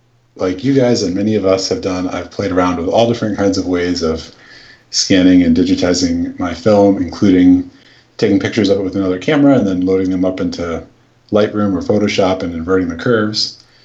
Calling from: West Kennebunk, Maine, United States; I'm calling from West Kennebunk, Maine.

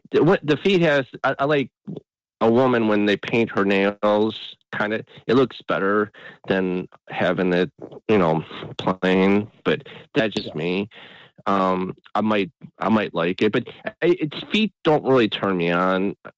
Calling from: Cleveland, Ohio, United States; This is … from Cleveland, Ohio. How you doing?

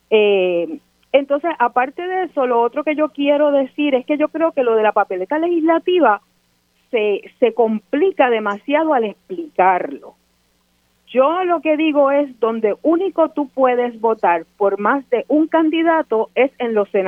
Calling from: Santurce, Puerto Rico; de Santurce.

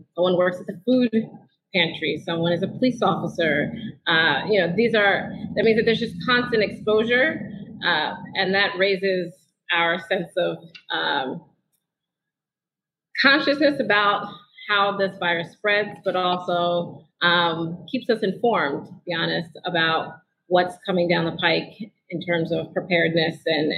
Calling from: New Orleans, Louisiana, United States; moved away; Well, I am calling in from New Orleans, the lakefront area specifically, and in particular my living room

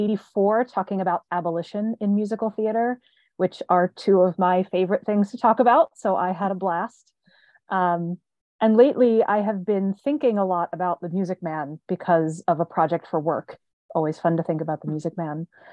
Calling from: Jersey City, New Jersey, United States; I am calling in from Jersey City, New Jersey, right across the Hudson River from New York City.

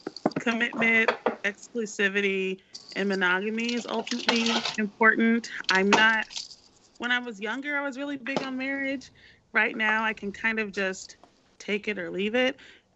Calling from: St. Louis, Missouri, United States; from St. Louis.

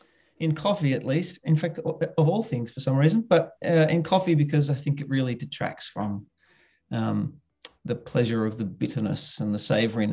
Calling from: Bendigo, Victoria, Australia; I'm phoning in from Bendigo, which is a little provincial town in regional Victoria. We call ourselves a provincial city, about an hour and a half or a bit more out of Melbourne in southern Australia.

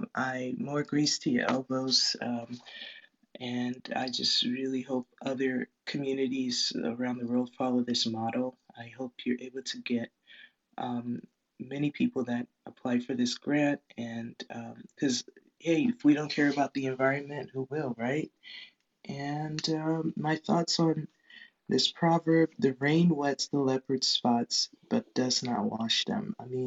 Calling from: Lancaster, California, United States; Hello, hello. I'm speaking from Lancaster, California.

